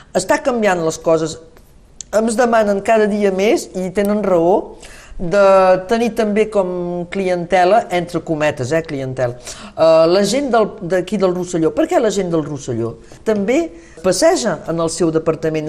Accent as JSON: {"language": "Catalan", "town": "Saint-Nazaire", "region": "Occitania", "country": "France", "tie": "born or raised there", "also_born_or_lived": "Olot, Spain / Paris, France", "said": "jo he crescut tant a Sant Nazari com a Olot"}